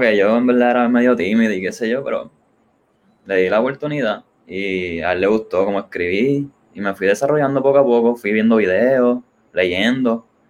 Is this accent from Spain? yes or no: no; Ponce, Puerto Rico; yo soy de Ponce y a nosotros, pues, nos llaman la Perla del Sur.